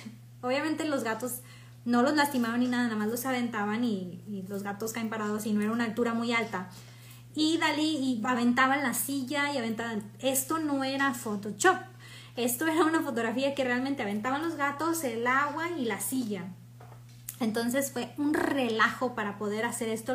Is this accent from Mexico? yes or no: yes; Mexico; soy mexicana